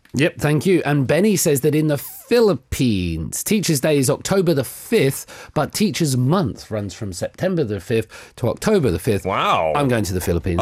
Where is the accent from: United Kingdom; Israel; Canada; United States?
United Kingdom; England; moved away as an adult; now in South Korea; No, I'm not American. I'm English.